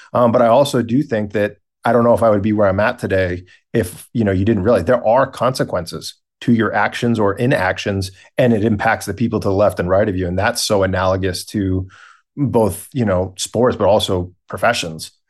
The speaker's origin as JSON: {"language": "English", "town": "Boston", "region": "Massachusetts", "country": "United States", "tie": "born or raised there", "said": "We are located in Boston, Massachusetts, so where I was born and raised"}